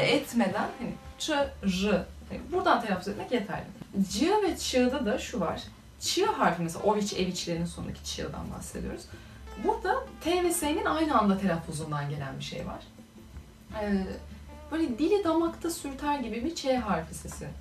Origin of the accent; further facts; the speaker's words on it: Turkey; also born or lived in Macedonia; Türk'üm dediğim zaman Aa, nasıl böyle konuşuyorsunuz falan geliyor konu.